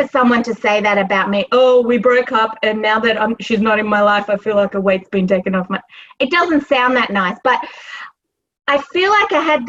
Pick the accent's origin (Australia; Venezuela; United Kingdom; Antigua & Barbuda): Australia; moved away as an adult; now in New York, United States; I came all the way from Australia and moved my life to New York. And five years is not enough for me to be ready to leave.